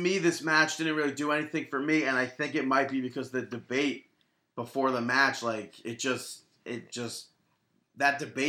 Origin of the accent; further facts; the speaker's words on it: Georgia, United States; So, and I'm from Cobb County, Georgia.